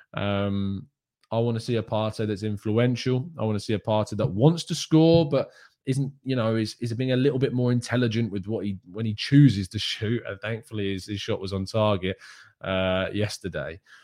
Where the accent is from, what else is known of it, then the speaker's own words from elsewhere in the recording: England, United Kingdom; I, as an English person